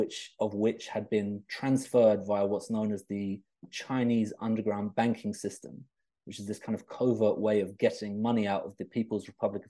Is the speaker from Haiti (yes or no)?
no; London, United Kingdom; moved away as an adult; also born or lived in Reading; Originally, I was from London